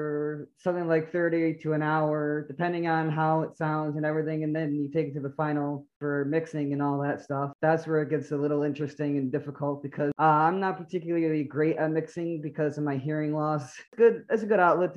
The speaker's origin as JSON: {"language": "English", "region": "New York", "country": "United States", "moved": "as an adult", "lives_now": "Florida, United States", "said": "I'm originally from New York. I recently just moved down to Florida a couple of years back."}